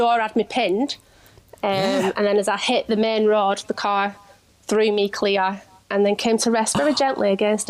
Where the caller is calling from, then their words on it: Rossendale, North West England, United Kingdom; I'm calling from Rosendale in Lancashire.